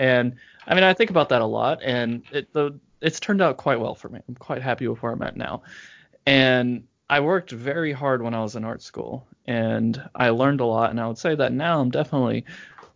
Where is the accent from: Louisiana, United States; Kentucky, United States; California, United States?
Louisiana, United States; also born or lived in Oklahoma; now in Brooklyn, United States; I grew up in Louisiana before I moved to Oklahoma